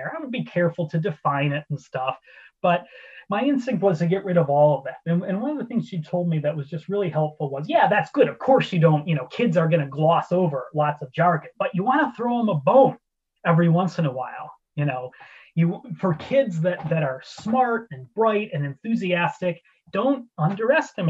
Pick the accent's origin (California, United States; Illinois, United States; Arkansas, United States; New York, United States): Illinois, United States; Ottawa; moved away as an adult; now in Edinburgh, United Kingdom; my hometown newspaper in Ottawa, Illinois, the Times, when I was in high school